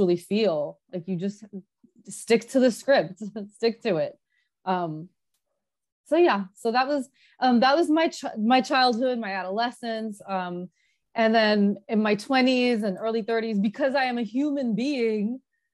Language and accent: English; New Jersey, United States; moved away as an adult; also born or lived in Los Angeles; now in California, United States; We were born and raised in Jersey